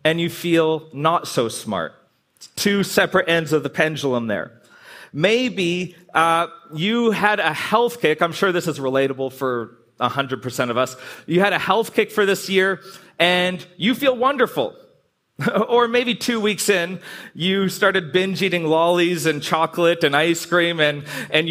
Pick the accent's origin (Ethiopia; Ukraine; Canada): Canada; I'm Canadian